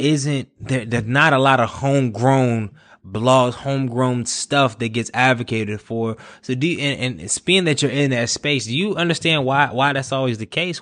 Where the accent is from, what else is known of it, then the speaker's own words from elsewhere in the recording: Durham, North Carolina, United States; I'm from Durham